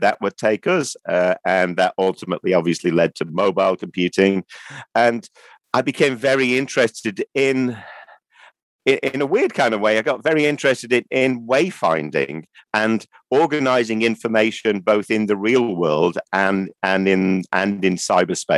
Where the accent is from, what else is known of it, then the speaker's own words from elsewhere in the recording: Manchester, North West England, United Kingdom; being Mancunian